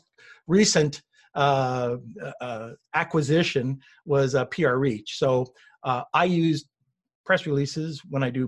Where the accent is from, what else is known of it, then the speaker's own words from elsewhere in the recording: Montreal, Quebec, Canada; moved away; also born or lived in Toronto / New Hampshire / Boston / Seabrook, Massachusetts; I grew up, I was from Montreal and then moved down to Toronto and lived in around the New Hampshire, Boston, Seabrook area in Massachusetts for a little while